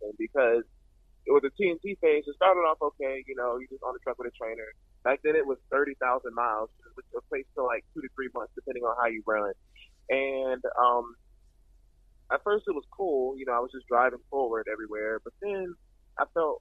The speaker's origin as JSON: {"language": "English", "town": "Atlanta", "region": "Georgia", "country": "United States", "tie": "born or raised there", "said": "I'm from Atlanta, Georgia, born and raised"}